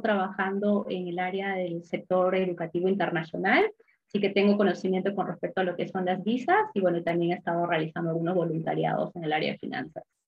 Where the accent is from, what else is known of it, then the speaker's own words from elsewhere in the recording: Peru; moved away as an adult; now in Sydney, Australia; soy de Perú originalmente